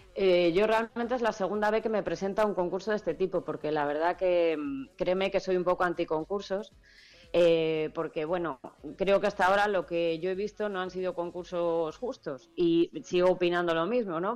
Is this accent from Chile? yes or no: no; Castile and León, Spain; en mi tierra, en Castilla y León